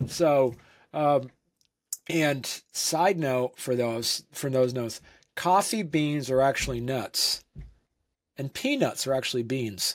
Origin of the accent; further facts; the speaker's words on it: Vermont, United States; moved away as an adult; also born or lived in Saint Louis; I grew up in Vermont